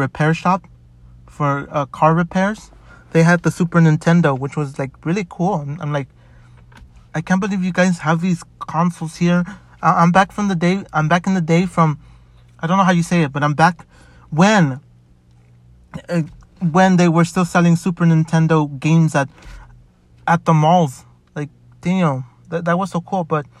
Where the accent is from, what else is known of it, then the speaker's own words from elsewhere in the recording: Chicago, Illinois, United States; growing up in Chicago, I did get to meet new people, which was pretty good. But then I moved.